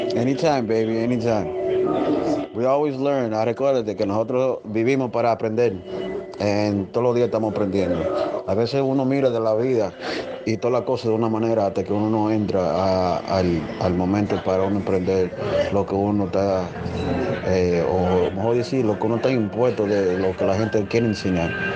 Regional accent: Dominican Republic; yo soy dominicano

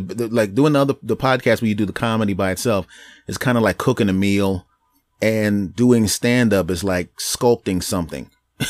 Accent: Philadelphia, Pennsylvania, United States; We're both from Philly.

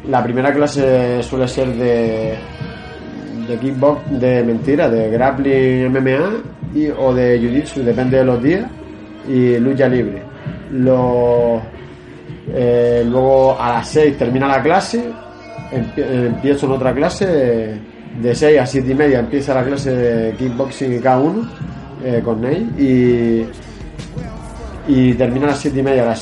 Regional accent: Canary Islands, Spain; also born or lived in Asturias / Galicia; o sea, yo nací en Asturias, a los pocos meses me fui otra vez a Galicia, y, pero, me crié aquí. Soy de, yo me considero canario porque eh, pues llevo toda la vida aquí

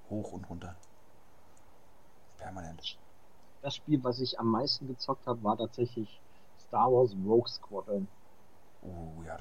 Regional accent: Berlin, Germany; born there; ich bin hier geboren in Berlin. Im Hipsterviertel, Prenzlauer Berg.

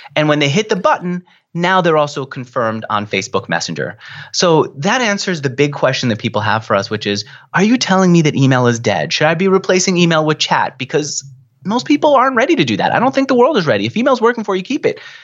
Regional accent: New York, United States; I'm a New Yorker, I talk a mile a minute.

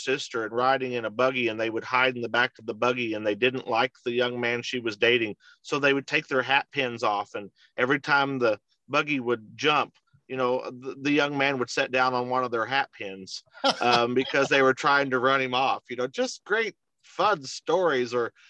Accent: Texas, United States; But of course, my parents met in Texas. And so that's why I ended up being a Texan, actually.

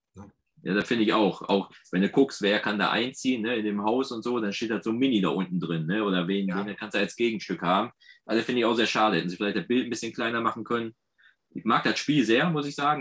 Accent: Ruhr area, North Rhine-Westphalia, Germany; accent: Ruhrgebiet; ich merke da gar nicht, dass ich so Ruhrgebietszeug spreche

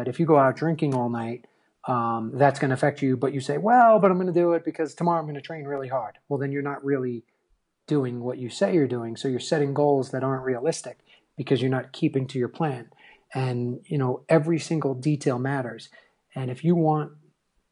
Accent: New York, United States; growing up in New York

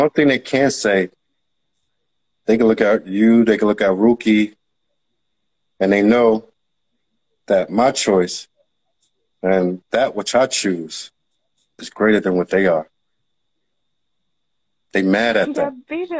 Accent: Philadelphia, Pennsylvania, United States; So, they told me I don't even sound like I'm from South Philly.

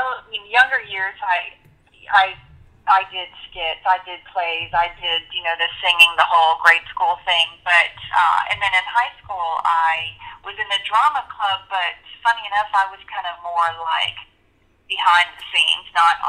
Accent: Gulfport, Mississippi, United States; also born or lived in San Diego, California / Virginia; I grew up mostly in Gulfport, Mississippi. My dad was in the Navy, and there's a Navy base here, and we traveled a little bit. I was born in San Diego and lived in Virginia for a little while, but for the most part, I spent my years here in Gulfport

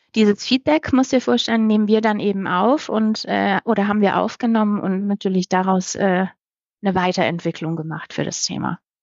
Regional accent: Baden-Württemberg, Germany; moved away; damals noch in meinem Heimatland Baden-Württemberg

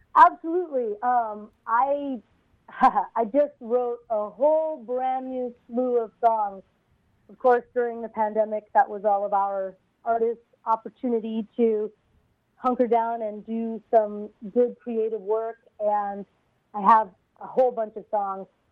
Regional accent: Honolulu, Hawaii, United States; also born or lived in California; now in New York City, United States; I grew up in Honolulu, Hawaii, and in fact, that's where my parents still are today. Uh, I, re- I was technically born in California, but I have no memory of that time.

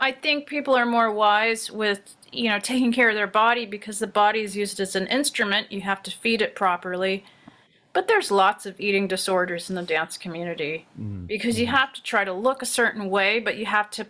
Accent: Houston, Texas, United States; now in Los Angeles, United States; I was born and raised in Houston.

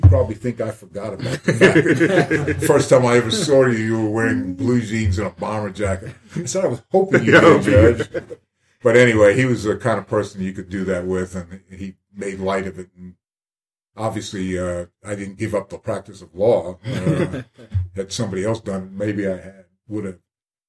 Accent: Columbia, South Carolina, United States; I'm from Columbia, South Carolina.

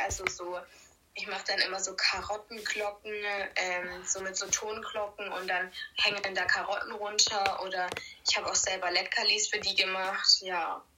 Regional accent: Baden-Württemberg, Germany; bei uns in Baden-Württemberg

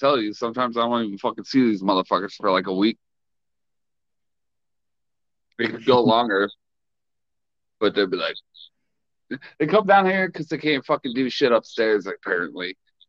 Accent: United States; I'm American.

